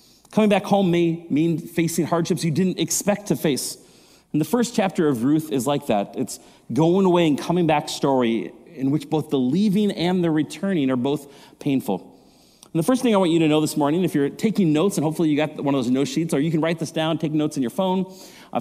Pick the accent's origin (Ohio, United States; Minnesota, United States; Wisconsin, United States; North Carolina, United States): Minnesota, United States; Maple Grove; moved away; also born or lived in Colorado; I grew up here in Maple Grove